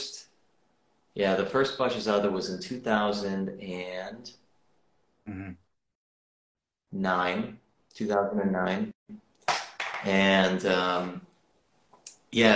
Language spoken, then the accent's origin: English; East Coast of the U.S. by Boston, Massachusetts, United States; moved away as an adult; now in California, United States; I grew up on the East Coast of the U.S. by Boston.